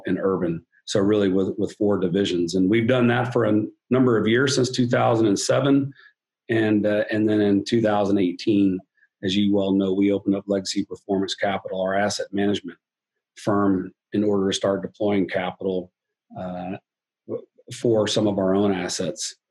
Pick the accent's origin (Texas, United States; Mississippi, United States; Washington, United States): Texas, United States; moved away as an adult; also born or lived in West Point, New York / Savannah, Georgia; I grew up in Texas